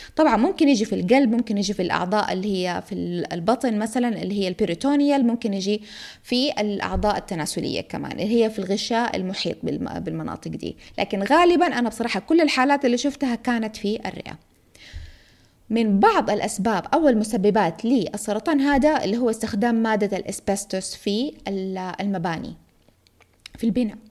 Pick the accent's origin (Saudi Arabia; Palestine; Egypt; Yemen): Saudi Arabia; Jeddah, Makkah Province; عندنا في جدة